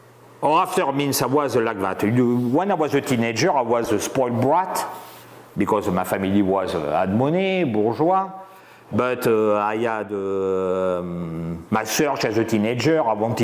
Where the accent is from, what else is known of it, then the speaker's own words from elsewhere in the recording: Bordeaux, Nouvelle-Aquitaine, France; accent: French; English is a second language; moved away as an adult; also born or lived in New Zealand; now in Oregon, United States; I went to university in winemaking, enology, in Bordeaux, in France. If you notice, I'm French from my accent.